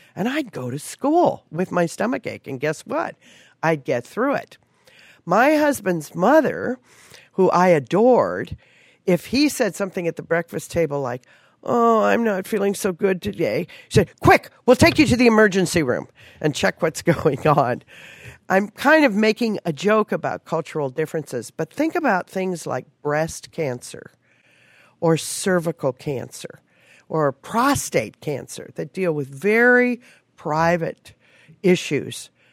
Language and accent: English; Palm Springs, California, United States; I actually grew up in Palm Springs around the movie business